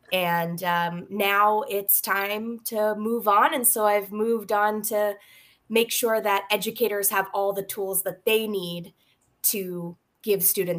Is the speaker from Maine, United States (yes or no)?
yes; Maine, United States; moved away; So I'm originally from Maine and got my undergraduate degree in physics from Colby College, then moved on to get my master's at the University of Maine in STEM education.